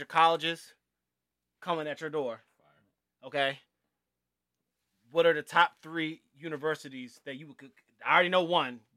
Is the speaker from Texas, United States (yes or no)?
no; Florida, United States; I'm from Florida, so I wanted to go to Florida State